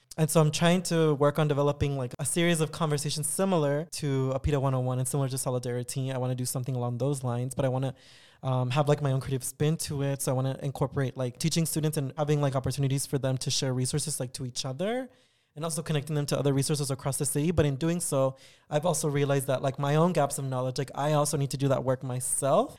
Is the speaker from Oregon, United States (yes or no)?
no; San Diego, California, United States; also born or lived in Tijuana, Mexico / Riverside, California; I had spent most of my childhood in San Diego, going to school in San Diego until eventually I graduated from high school